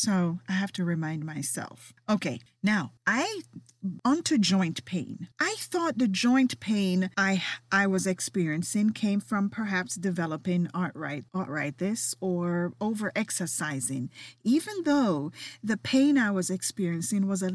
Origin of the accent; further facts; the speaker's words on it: Jamaica; moved away; as a kid growing up in Jamaica